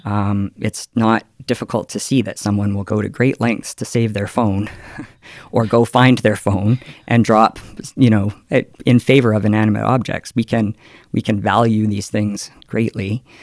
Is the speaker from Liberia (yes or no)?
no; Calgary, Alberta, Canada; I come from Calgary